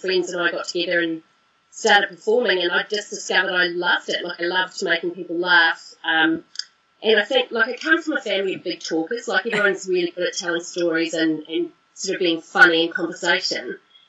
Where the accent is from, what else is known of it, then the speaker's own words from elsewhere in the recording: Christchurch, Canterbury, New Zealand; moved away as an adult; I grew up in Christchurch, and I lived there until I was 21